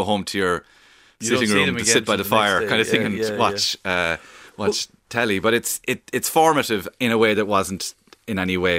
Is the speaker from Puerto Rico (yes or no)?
no; Cork, Munster, Ireland; accent: Cork accent; because my accent's kind of neutral because my mother's from Kilkenny, so I'm sort of, I'm not a pure Cork accent or breed.